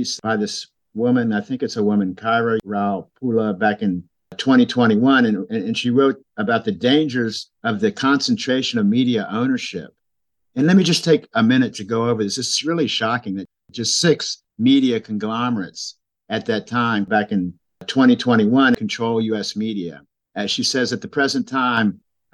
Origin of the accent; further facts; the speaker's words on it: United States; as an American